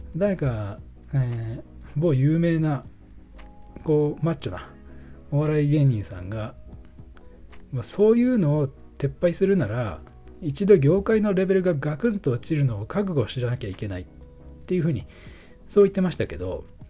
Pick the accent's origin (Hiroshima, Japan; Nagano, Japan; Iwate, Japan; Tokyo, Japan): Nagano, Japan; filming location of 'Taiyo to Bolero'; このロケ地が僕の地元でして、まあ、北アルプスの景観とか